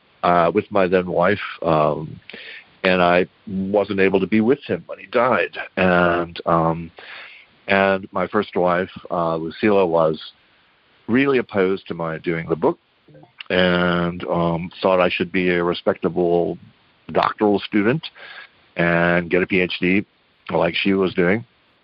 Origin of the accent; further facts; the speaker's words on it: New Rochelle, New York, United States; moved away; also born or lived in Texas / San Antonio; told her I'd grown up in New Rochelle.